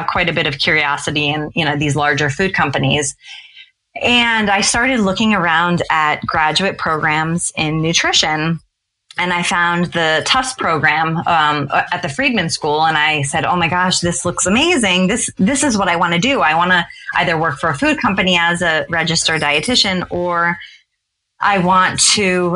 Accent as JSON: {"language": "English", "town": "Cincinnati", "region": "Ohio", "country": "United States", "tie": "born or raised there", "also_born_or_lived": "Stamford, Connecticut / Norwalk, Connecticut / Boston, Massachusetts", "moved": "as an adult", "said": "We were there as a family from age 5 to age 18"}